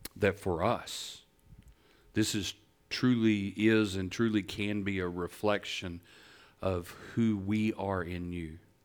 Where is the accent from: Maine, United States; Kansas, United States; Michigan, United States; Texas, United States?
Texas, United States; Northeast; I'm from Northeast Texas.